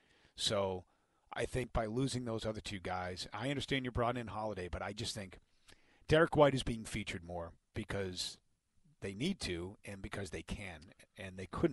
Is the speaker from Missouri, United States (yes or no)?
yes; Missouri, United States; I'm from Missouri, the show me state.